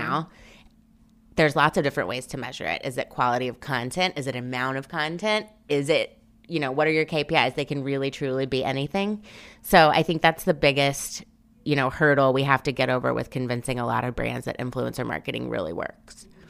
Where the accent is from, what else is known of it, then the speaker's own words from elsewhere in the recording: Memphis, Tennessee, United States; moved away as an adult; also born or lived in New Orleans; now in New York, United States; I'm originally from Memphis, Tennessee, went to school at Tulane in New Orleans, and then moved to New York the day after graduation